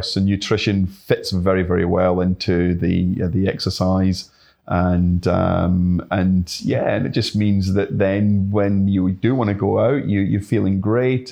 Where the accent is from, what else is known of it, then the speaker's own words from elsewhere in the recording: Glasgow, Scotland, United Kingdom; moved away as an adult; now in Yamba, Australia; I grew up in Glasgow, um, certainly in the Green Belt